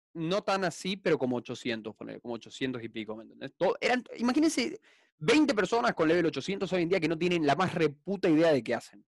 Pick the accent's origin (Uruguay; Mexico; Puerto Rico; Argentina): Argentina; soy argentino